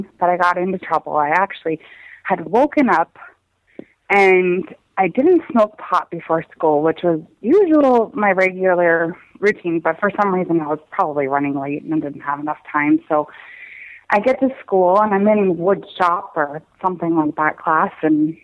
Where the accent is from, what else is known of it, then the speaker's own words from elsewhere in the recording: Minnesota, United States; moved away as an adult; also born or lived in Montana / Washington State; at the time my family lived in Montana, but we're from Minnesota